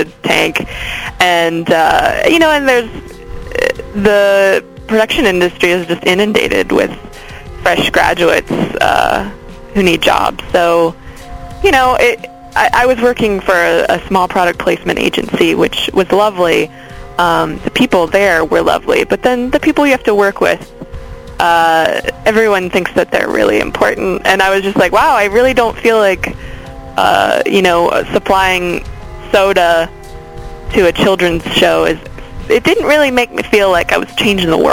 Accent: Baltimore, Maryland, United States; moved away as an adult; also born or lived in Frederick, Maryland; now in Los Angeles, United States; I grew up in Baltimore and then also in Frederick, Maryland. So all over the great state.

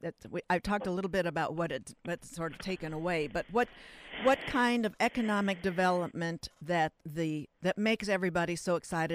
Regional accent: Pacific Northwest, United States; now in Irvine, United States; I'm from that from the Pacific Northwest

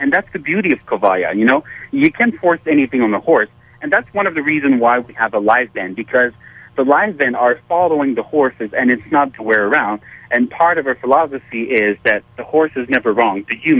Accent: Montreal, Quebec, Canada; So, yes, we're from Montreal in Canada.

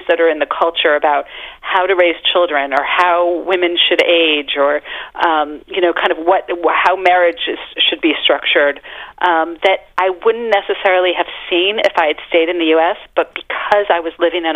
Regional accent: Miami, Florida, United States; moved away as an adult; now in Paris, France; I grew up in Miami, so I always studied Spanish

